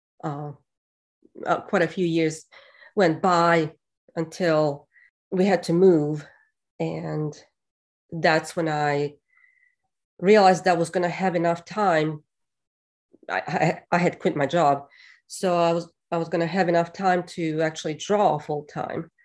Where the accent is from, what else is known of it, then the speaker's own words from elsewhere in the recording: Bosnia & Herzegovina; moved away as an adult; now in Hawkins, United States; when I was growing up in Bosnia. And even when I first moved to America in 99